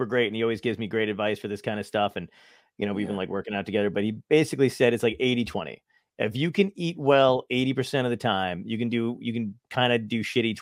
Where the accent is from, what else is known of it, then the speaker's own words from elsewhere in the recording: New York, United States; now in Long Beach Island, United States; I was born in Brooklyn. I lived in New York